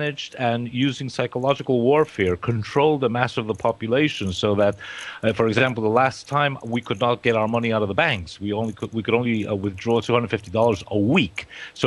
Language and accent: English; New York City, New York, United States; accent: Queens; moved away; my English is about as good as English can get in Queens, New York